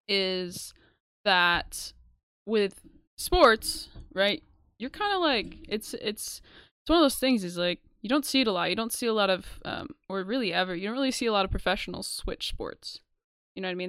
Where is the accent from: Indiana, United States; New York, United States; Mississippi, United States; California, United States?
New York, United States; we're from New York